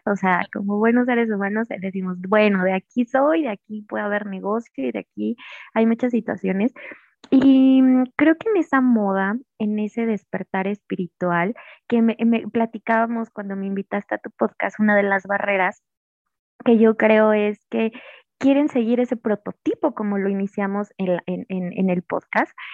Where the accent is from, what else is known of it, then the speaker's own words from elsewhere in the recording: Mexico; pues soy mexicana